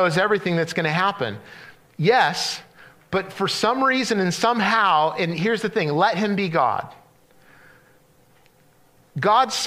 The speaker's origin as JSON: {"language": "English", "region": "Central California", "country": "United States", "tie": "born or raised there", "said": "where I grew up in Central California"}